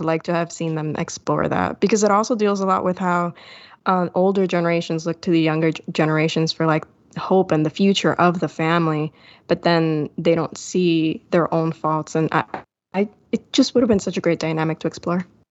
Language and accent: English; Puerto Rico; I'm from Puerto Rico